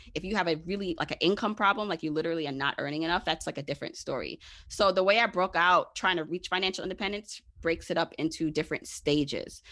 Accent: New York City, New York, United States; also born or lived in Jamaica; I am a regular smegula girl from Brooklyn

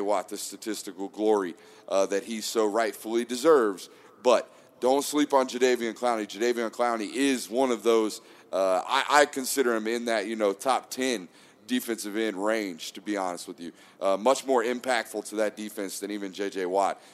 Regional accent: Atlanta, Georgia, United States; my hometown local team here in the Atlanta Falcons

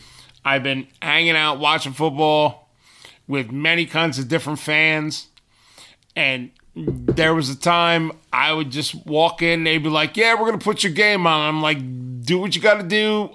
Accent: New Jersey, United States; I'm born and raised in North Jersey.

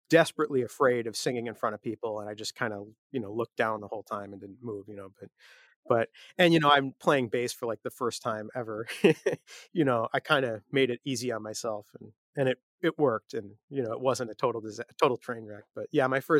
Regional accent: Chicago, Illinois, United States; Yeah, yeah. So, so you know, lots of shows at Fireside Bowl.

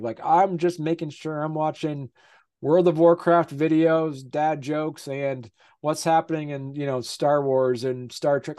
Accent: Vermont, United States; I'm from I'm from Vermont. I live in Vermont.

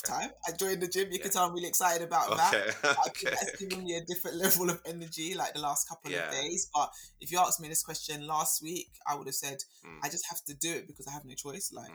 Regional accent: London, United Kingdom; also born or lived in Birmingham; I was born and raised in Southeast London

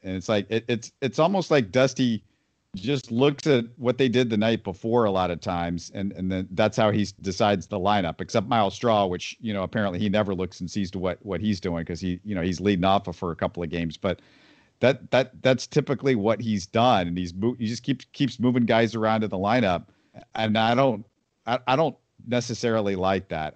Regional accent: Houston, Texas, United States; also born or lived in Missouri; I grew up in Houston

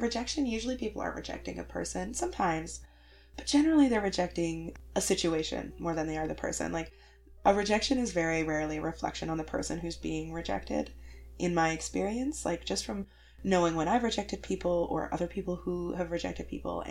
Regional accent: Canada; I'm super Canadian

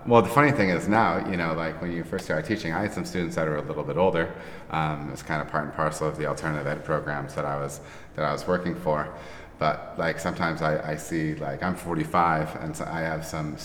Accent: north of Grand Rapids, Michigan, United States; now in Ohio, United States; Born and raised in Michigan

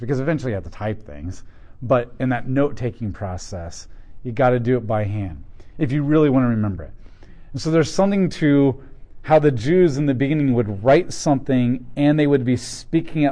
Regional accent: United States; I'm an American too, and I'm part of this culture

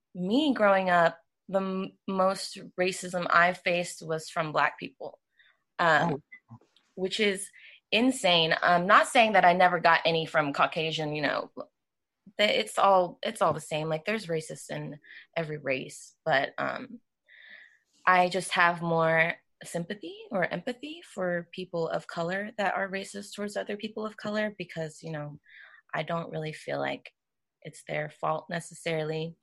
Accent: Georgia, United States; I was born in Georgia

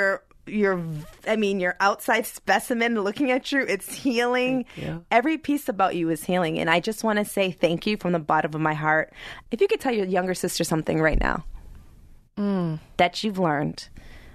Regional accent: Massachusetts, United States; I'm from Massachusetts

